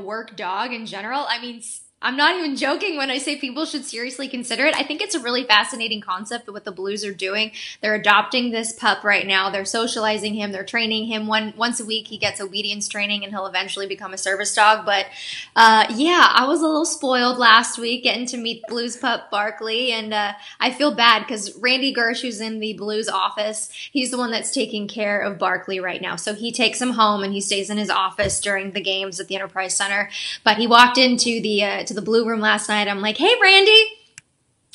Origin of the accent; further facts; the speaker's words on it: Denver, Colorado, United States; moved away as an adult; also born or lived in Los Angeles, California / Tucson, Arizona; now in St. Louis, United States; I grew up in Denver, but I moved to Los Angeles to finish college out there.